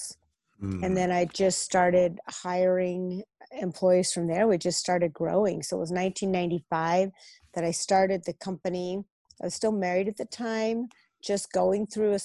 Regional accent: Utah, United States; moved away as an adult; also born or lived in California / Pocatello, Idaho; now in Boise, United States; I was actually born in California and raised in Utah

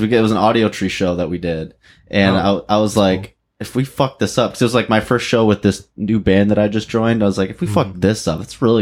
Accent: Linden, Michigan, United States; I'm from Linden, which is like Linden Fenton

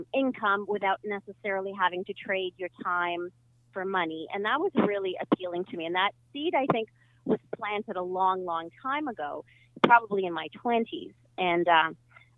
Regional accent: Ukraine; now in Canada; I was born in Ukraine

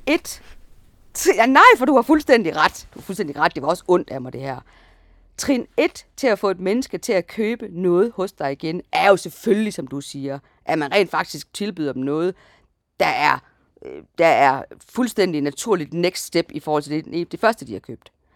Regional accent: Jutland, Denmark; vi er sådan to jyder

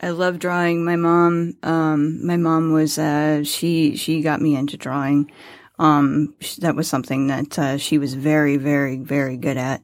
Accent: Farmington, Missouri, United States; moved away as an adult; also born or lived in San Diego, California; now in Michigan, United States; I was born in Farmington, Missouri

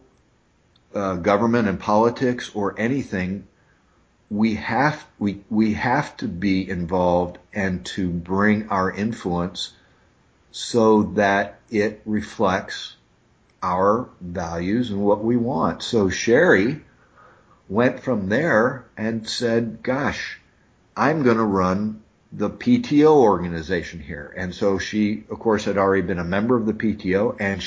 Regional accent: Noblesville, Indiana, United States; I'm from Noblesville, Indiana. And, you know, Noblesville has grown now. Noblesville, you know, we didn't have a McDonald's when I was growing up there

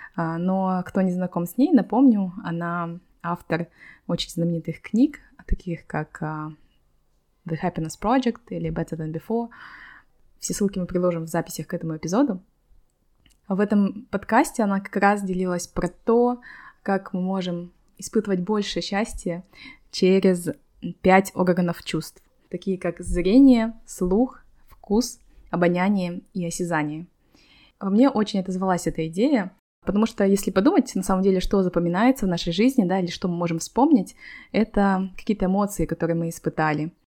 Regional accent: Kazakhstan; now in Malaga, Spain; Я, как девочки из Казахстана

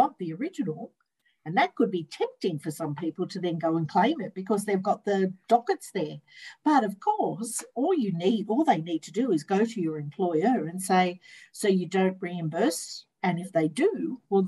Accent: Sydney, New South Wales, Australia; I'm from Sydney

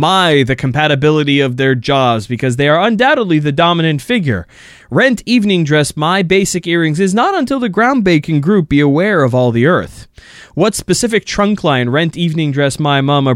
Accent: United States; I'm American.

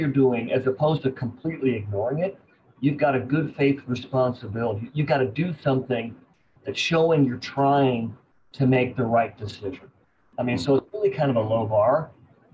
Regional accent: Champaign-Urbana, Illinois, United States; now in Austin, United States; my hometown of Champaign-Urbana, Illinois.

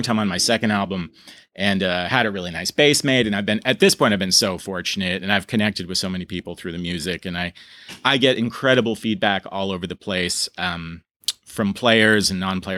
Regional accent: Burlington, Vermont, United States; I was born in Burlington, Vermont. My father was from Armenia. My mother was from sort of rural Vermont, and grew up a very normal kind of Vermont life.

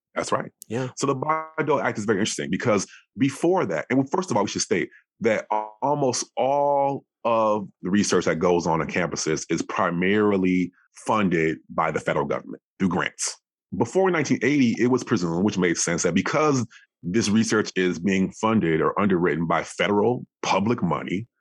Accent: Madison, Wisconsin, United States; I grew up in Wisconsin, so Madison, Wisconsin

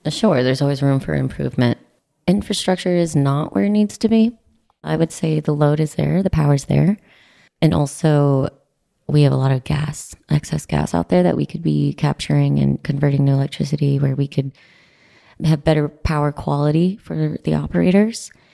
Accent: Midland, Texas, United States; Midland, Texas. Heaven in the South

